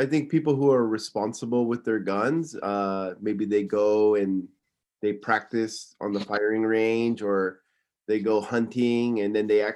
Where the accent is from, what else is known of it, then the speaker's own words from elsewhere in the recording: Simi Valley, California, United States; moved away as an adult; now in Tokyo, Japan; Originally, I'm from Simi Valley, California